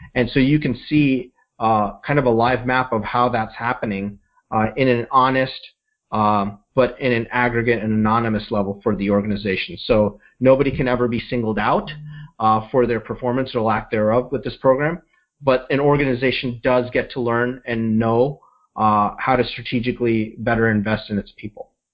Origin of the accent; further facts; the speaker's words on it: Midwest, United States; I grew up in the Midwest, and my parents had a small business